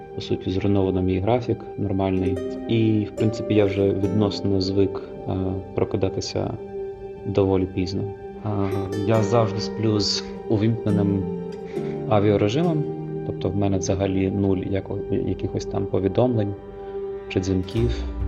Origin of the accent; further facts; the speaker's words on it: Donetsk, Donetsk Oblast, Ukraine; moved away as an adult; now in Brussels, Belgium; я з Донецька але вже майже 8 років живу в Брюсселі.